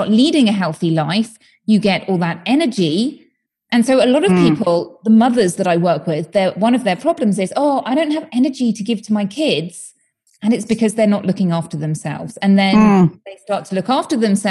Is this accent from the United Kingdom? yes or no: yes; United Kingdom; moved away as an adult; now in Spain; I'm from the UK, as you may tell from my accent